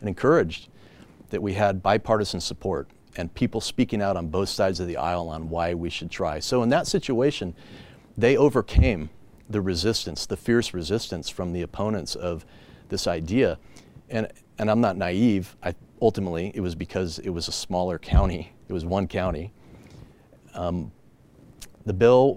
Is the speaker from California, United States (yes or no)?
yes; California, United States; I was born and raised in California